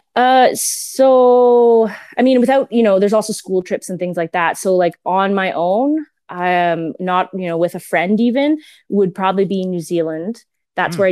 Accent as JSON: {"language": "English", "town": "Edmonton", "region": "Alberta", "country": "Canada", "tie": "born or raised there", "said": "I was born and raised in Edmonton"}